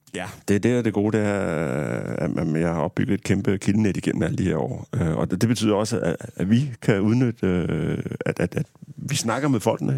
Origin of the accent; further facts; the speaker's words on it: Harslev, Zealand, Denmark; mine forældre har haft et øh, autoværksted hjemme i Harslev på Sydsjælland